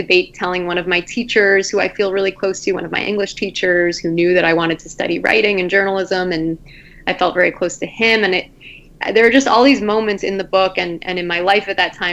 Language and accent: English; Long Island, New York, United States; my hometown in Long Island